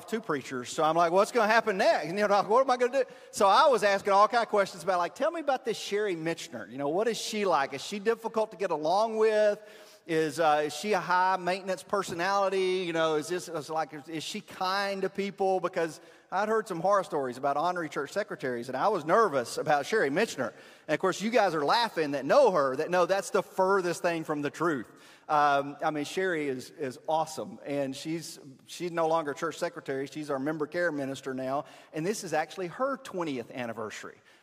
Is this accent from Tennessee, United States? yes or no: yes; Hohenwald, Tennessee, United States; I'm from Hohenwald, and we can count the red lights on one hand